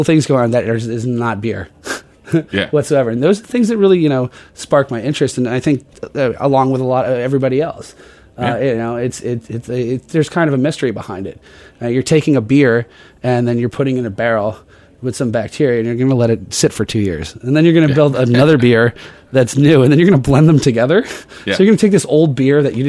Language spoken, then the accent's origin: English; New Jersey, United States; I'm from Jersey. We love pork roll